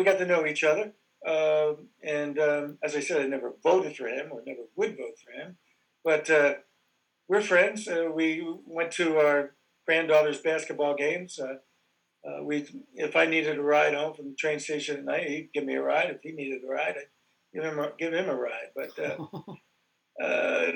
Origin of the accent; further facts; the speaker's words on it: Delaware, United States; I'm from Delaware